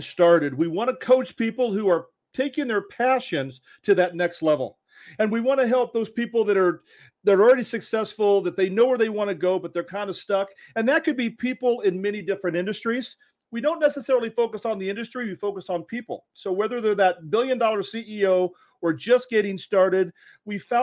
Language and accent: English; Denver, Colorado, United States; moved away as an adult; now in Surprise, United States; I grew up in Denver, Colorado